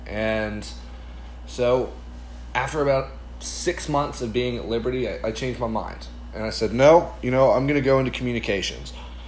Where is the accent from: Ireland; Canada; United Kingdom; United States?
Ireland; I grew up overseas in Ireland. My parents are missionaries there, and so from 7th grade all the way through 12th grade, I grew up overseas.